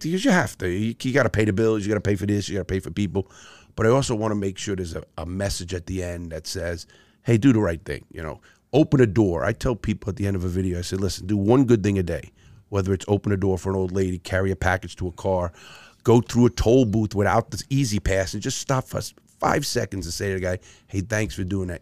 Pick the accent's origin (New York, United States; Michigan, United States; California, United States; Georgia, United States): New York, United States; New York City; I grew up in, in the Bronx and Brooklyn, two very tough places